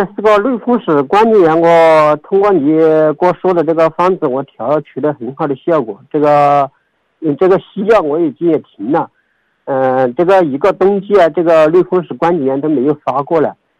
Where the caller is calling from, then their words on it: Shaanxi, China; 我是陕西的听众。我听了你的广播有一两年了